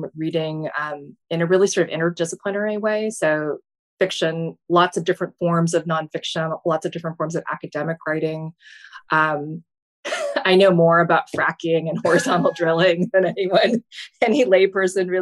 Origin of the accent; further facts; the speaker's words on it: Fargo, North Dakota, United States; now in Baltimore, United States; my hometown, which is Fargo